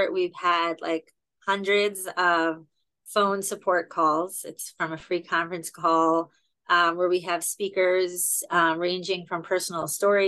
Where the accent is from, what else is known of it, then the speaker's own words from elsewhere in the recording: Baltimore, Maryland, United States; I'm from Baltimore, Maryland